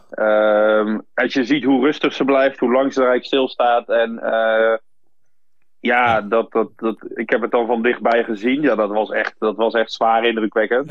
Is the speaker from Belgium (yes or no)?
yes; Flanders, Belgium; ik ben in Vlaanderen opgegroeid